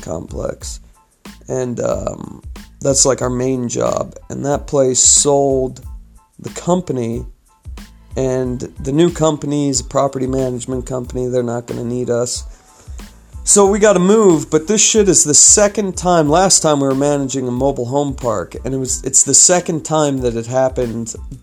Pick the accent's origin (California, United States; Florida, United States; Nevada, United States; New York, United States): California, United States; moved away as an adult; now in Utah, United States; I'm from California